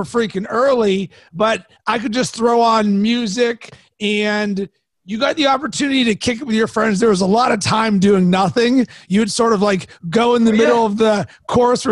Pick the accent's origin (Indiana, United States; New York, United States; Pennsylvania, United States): Pennsylvania, United States; Pittsburgh; I am from Pittsburgh